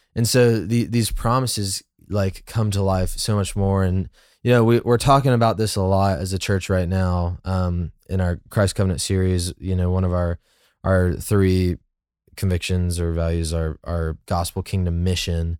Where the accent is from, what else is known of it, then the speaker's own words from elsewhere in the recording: United States; an American who, you know, like, I've grown up